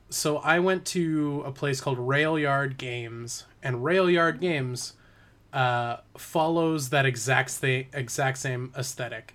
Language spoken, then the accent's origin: English; Parksville, British Columbia, Canada; moved away; so Parksville, which is my hometown